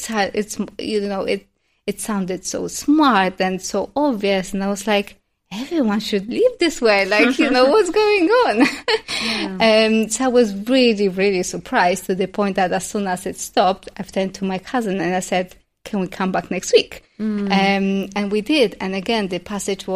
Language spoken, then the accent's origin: English; Poland; moved away; also born or lived in London; growing up in Poland